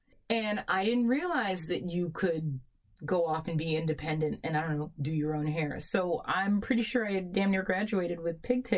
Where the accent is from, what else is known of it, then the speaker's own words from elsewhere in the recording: Haiti; I'm like, no, I'm from Haiti, but no, I'm not.